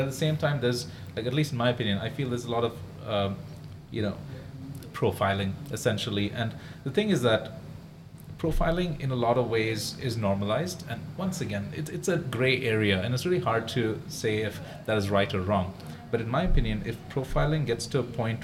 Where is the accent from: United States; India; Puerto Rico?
India; now in Singapore; being an Indian person here in Singapore